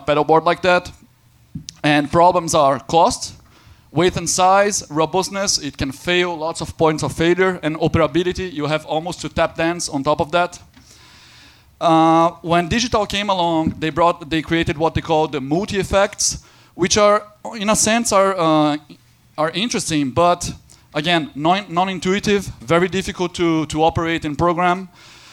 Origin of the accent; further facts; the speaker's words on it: Brazil; now in Berlin, Germany; also from Berlin. And I'm not German, I'm Brazilian